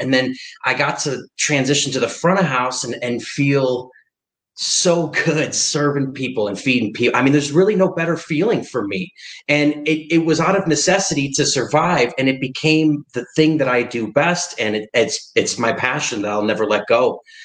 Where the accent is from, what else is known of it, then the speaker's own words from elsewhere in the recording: Ann Arbor, Michigan, United States; I'm from Ann Arbor, Michigan